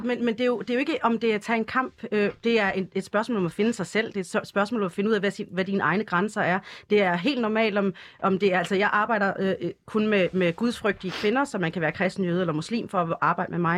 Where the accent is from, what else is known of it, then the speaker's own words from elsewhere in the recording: Denmark; jeg er dansk